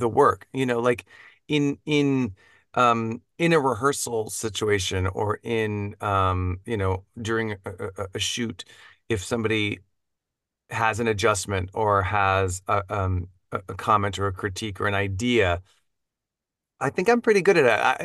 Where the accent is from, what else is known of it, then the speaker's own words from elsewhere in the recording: Dallas, Texas, United States; moved away; also born or lived in suburbs of Houston; I grew up in Texas, um, in the suburbs of Dallas